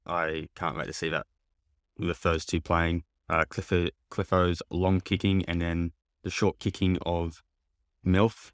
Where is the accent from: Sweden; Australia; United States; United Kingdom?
Australia; Queensland; being a Queenslander